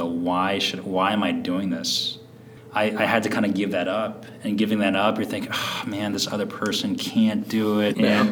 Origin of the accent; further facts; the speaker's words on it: San Francisco, California, United States; I grew up in San Francisco